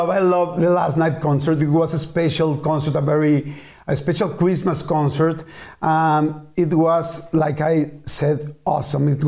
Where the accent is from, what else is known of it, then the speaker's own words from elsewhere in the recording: Argentina; I, I was telling you that I come from Argentina. So there was a long, long, long way.